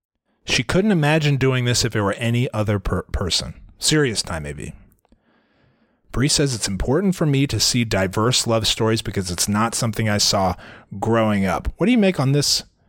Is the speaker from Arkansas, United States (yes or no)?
yes; Arkansas, United States; I'm from Arkansas.